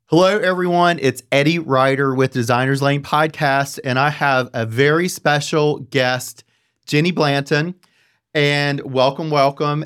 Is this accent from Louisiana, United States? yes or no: no; Apex, North Carolina, United States; also born or lived in Los Angeles; As I am from North Carolina, from Central, the Raleigh-Durham, actually, Apex area